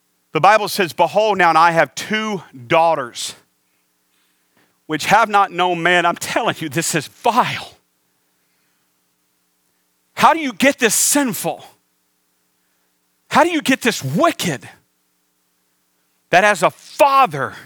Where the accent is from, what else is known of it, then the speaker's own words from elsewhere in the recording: the South, United States; now in Phoenix, United States; I was raised in the South.